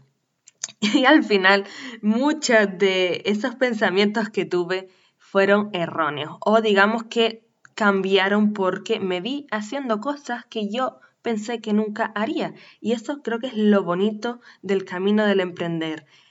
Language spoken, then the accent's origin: Spanish; Canary Islands, Spain; nacida en Canarias, profesional del turismo